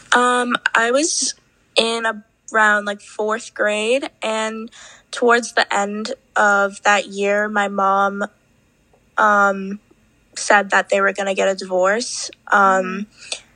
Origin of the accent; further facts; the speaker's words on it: New York, United States; I'm from New York, and I'm 16